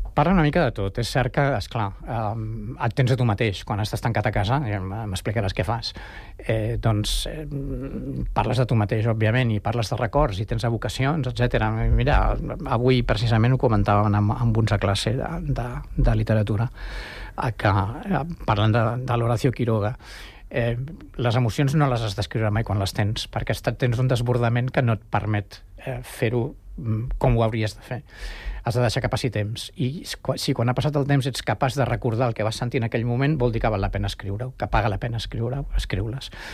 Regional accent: Barcelona, Catalonia, Spain; moved away as an adult; now in Sant Cugat del Vallès, Spain; jo sóc barceloní del 58 i Sant Cugat del 77

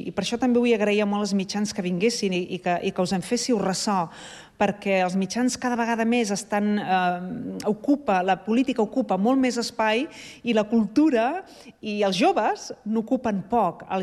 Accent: Sant Cugat del Vallès, Catalonia, Spain; born there; vam néixer a Sant Cugat i estem molt orgullosos

